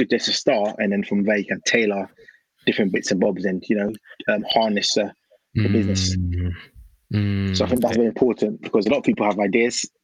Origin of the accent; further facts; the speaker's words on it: London, United Kingdom; also born or lived in Ghana; I grew up in Wembley, so northwest London, where it's quite vanilla